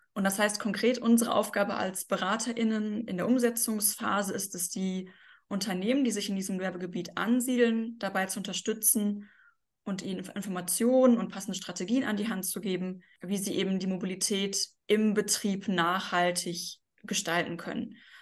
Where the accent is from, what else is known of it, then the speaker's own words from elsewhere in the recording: Bochum, North Rhine-Westphalia, Germany; in Bochum, das ist meine Heimatstadt, ähm, also da wohne ich auch